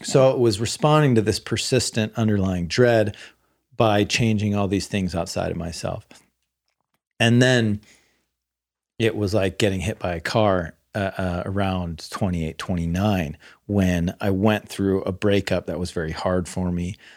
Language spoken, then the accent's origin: English; the Bay Area, California, United States; I grew up in the Bay Area